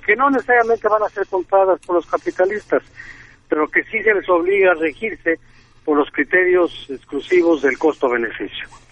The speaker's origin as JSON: {"language": "Spanish", "country": "Mexico"}